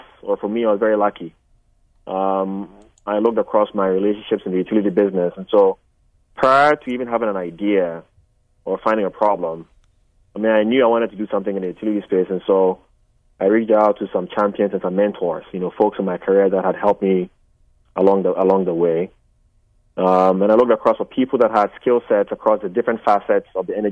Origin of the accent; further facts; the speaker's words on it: Ghana; now in United States; I'm Ghanaian.